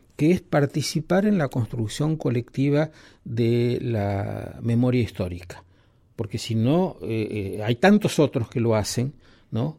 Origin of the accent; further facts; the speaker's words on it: Argentina; cómo me siento yo como argentino